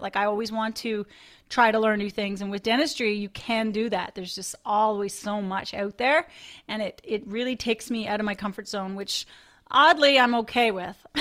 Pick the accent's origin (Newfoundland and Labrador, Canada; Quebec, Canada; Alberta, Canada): Newfoundland and Labrador, Canada; so I grew up in a little rural community in Newfoundland on the northeast coast of Newfoundland